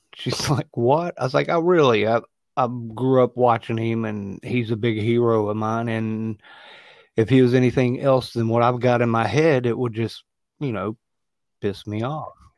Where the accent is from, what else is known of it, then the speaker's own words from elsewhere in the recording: West Virginia, United States; I grew up in West by God, Virginia